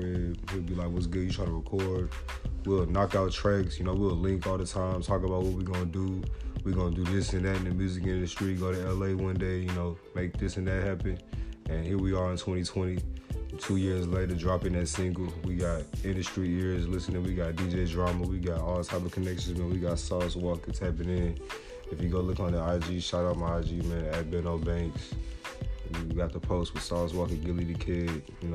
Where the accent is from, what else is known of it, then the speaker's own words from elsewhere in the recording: Nigeria; now in Austin, United States; I'm Nigerian